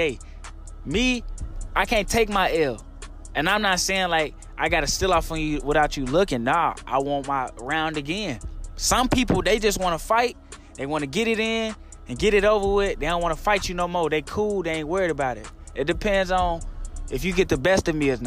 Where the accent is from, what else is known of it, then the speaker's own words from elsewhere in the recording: Little Rock, Arkansas, United States; I'm from Southwest Little Rock